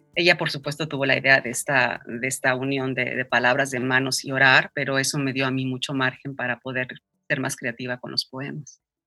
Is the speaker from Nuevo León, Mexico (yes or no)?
no; Mexico City, Mexico; moved away as an adult; also born or lived in Nicaragua; now in New York, United States; En la Ciudad de México